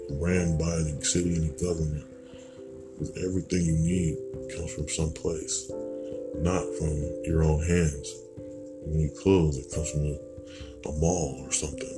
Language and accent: English; United States; being American and you're dealing with Caucasians and you're a different race.